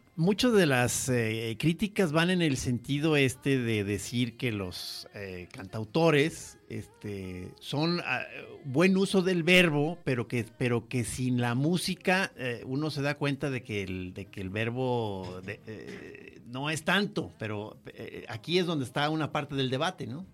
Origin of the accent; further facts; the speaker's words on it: Guadalajara, Jalisco, Mexico; accent: tapatío; como hablamos tapatíos